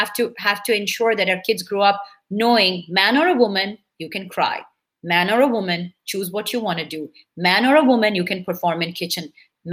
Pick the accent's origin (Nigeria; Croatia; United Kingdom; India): India; first language Bengali; English is a second language; moved away; I'm a super proud Indian Bengali Brahmin girl who's grown up and belongs from a country that is multicultural